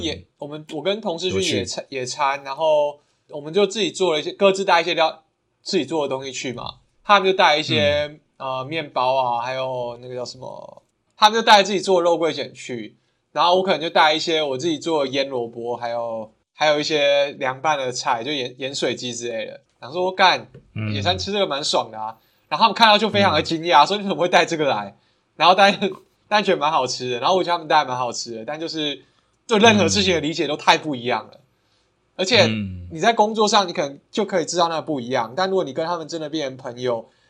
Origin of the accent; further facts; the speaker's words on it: Kaohsiung, Taiwan; moved away; 因为我们高雄人嘛